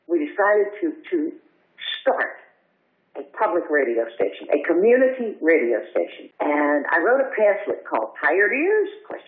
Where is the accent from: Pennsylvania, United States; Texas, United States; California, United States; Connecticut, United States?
Texas, United States; accent: Texas; Well, because I still had my Texas accent, which, by the way, I have never sought to lose.